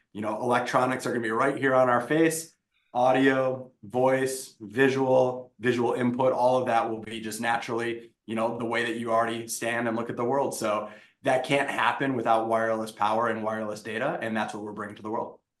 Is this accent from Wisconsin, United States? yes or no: yes; Wisconsin, United States; moved away as an adult; I'm from Wisconsin.